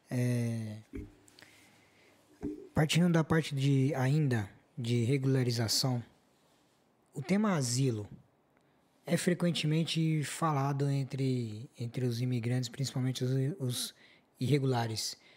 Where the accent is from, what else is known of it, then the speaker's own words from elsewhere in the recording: Brazil; esse procedimento é parecido com os procedimentos que nós brasileiros também